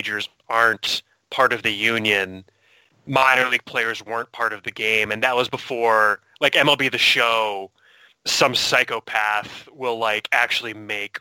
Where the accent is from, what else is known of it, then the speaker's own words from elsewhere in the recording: Salem, New Hampshire, United States; Salem, New Hampshire, which is where I'm from